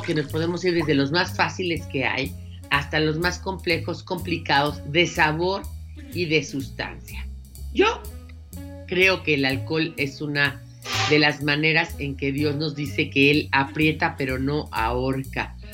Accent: Mexico City, Mexico; Los dos somos chilangos, nosotros vivimos en la Ciudad de México

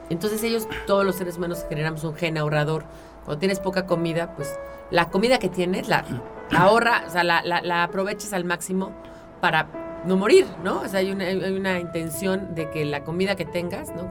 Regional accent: Mexico City, Mexico; tú y yo somos chilangos

